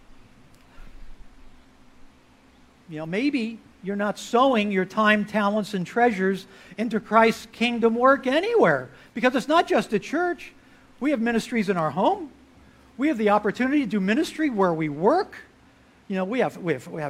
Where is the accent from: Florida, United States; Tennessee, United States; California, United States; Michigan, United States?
Florida, United States; moved away as an adult; also born or lived in Galveston, Texas; I grew up in Florida, got to Texas as fast as I could, but that was after college.